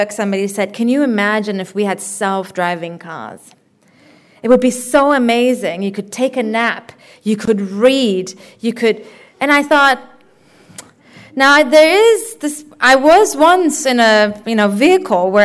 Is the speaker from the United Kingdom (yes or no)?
no; Germany; moved away as an adult; also born or lived in Berlin / Dunedin; now in New Zealand; As a person who grew up in Germany, but who's originally from the global south